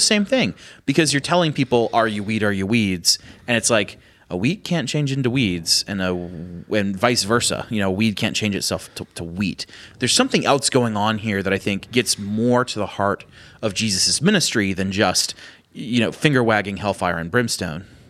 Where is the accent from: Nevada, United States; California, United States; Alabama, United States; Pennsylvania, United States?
Pennsylvania, United States; I'm from Pennsylvania